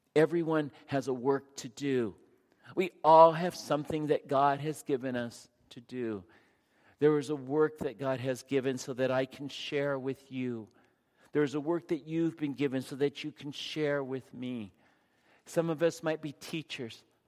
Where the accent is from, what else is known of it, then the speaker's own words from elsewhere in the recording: San Diego, California, United States; I grew up in San Diego